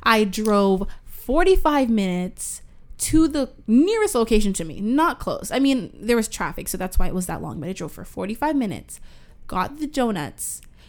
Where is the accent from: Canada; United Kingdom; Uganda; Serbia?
Canada; Toronto, Ontario; We're from Toronto.